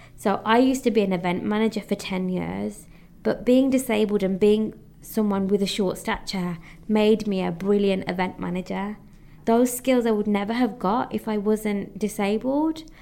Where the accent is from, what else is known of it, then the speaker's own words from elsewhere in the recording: United Kingdom; although my heritage is Indian, I am British, I am born in the UK